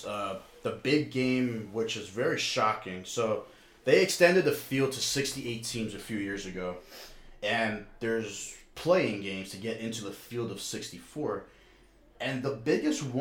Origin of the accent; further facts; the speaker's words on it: New Jersey, United States; We're from New Jersey